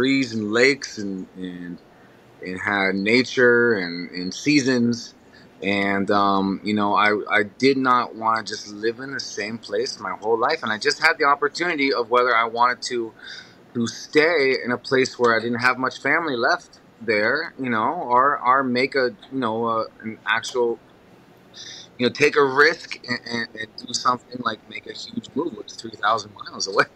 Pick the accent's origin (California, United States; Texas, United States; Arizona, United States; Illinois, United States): Arizona, United States; Phoenix; moved away as an adult; now in Wisconsin, United States; I was born in Phoenix, Arizona